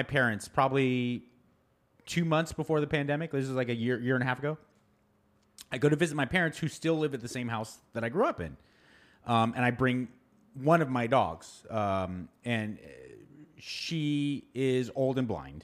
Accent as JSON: {"language": "English", "area": "San Gabriel Valley", "region": "California", "country": "United States", "tie": "born or raised there", "said": "I grew up in the San Gabriel Valley"}